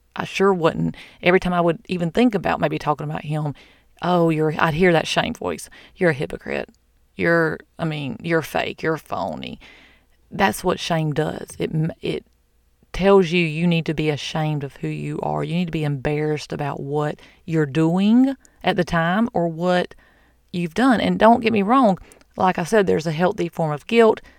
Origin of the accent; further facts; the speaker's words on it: the South, United States; I'm from the South.